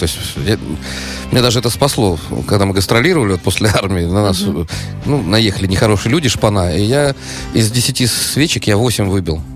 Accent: Saint Petersburg, Russia; я из Питера

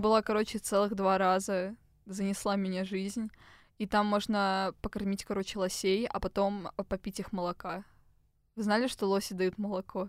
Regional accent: Moscow, Russia; Мы, типичные москвичи 20 плюс

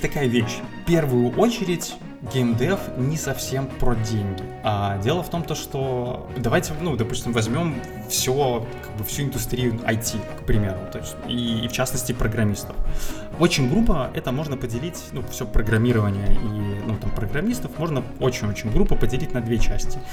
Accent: Minsk, Belarus; Я из Минска, а, на данный момент тружусь в качестве программиста

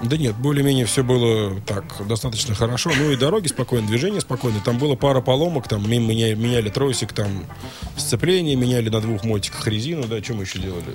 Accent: Russia; мы из России

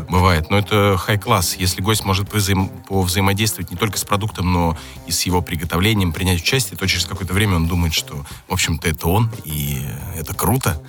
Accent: Moscow, Russia; с Москвы

